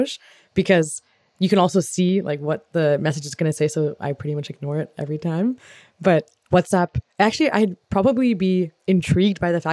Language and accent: English; Canada; I'm from Canada